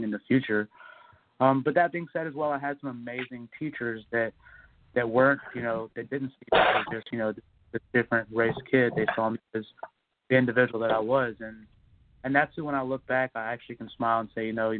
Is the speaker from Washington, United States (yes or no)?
no; Mississippi, United States; now in Los Angeles, United States; I grew up in the South. You know, I was in Mississippi as a child